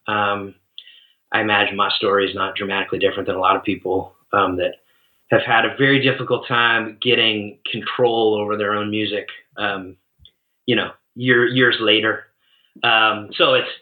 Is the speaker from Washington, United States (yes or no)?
yes; Seattle, Washington, United States; moved away; also born or lived in Boise, Idaho; Born and raised in Seattle.